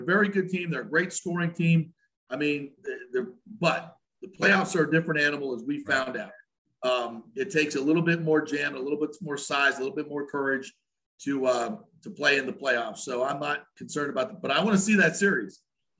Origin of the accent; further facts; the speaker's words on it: South Florida, United States; now in Tampa Bay, United States; I grew up in South Florida, so I wasn't a big hockey fan until I got to Tampa Bay in 97